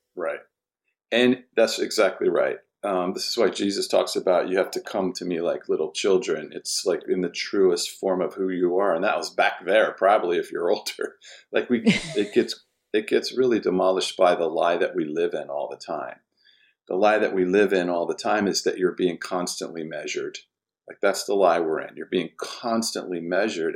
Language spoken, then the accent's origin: English; Washington, District of Columbia, United States; I was born in Washington, D C, lower income family